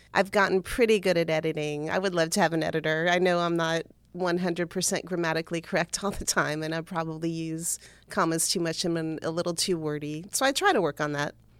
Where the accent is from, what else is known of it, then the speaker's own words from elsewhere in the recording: Cutler Ridge, Florida, United States; I grew up in Cutler Ridge, that's in South Florida